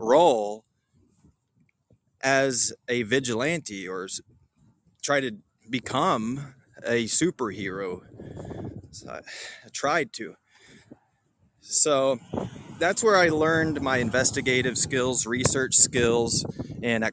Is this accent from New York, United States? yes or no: no; Metropolis, Illinois, United States; growing up in Metropolis